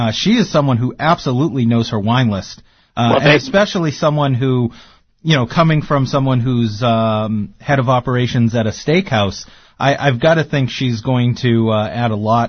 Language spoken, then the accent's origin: English; Massachusetts, United States; I'm from Massachusetts.